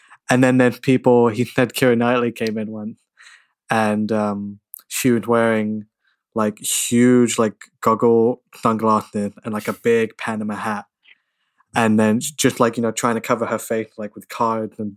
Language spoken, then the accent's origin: English; London, United Kingdom; Born and raised in London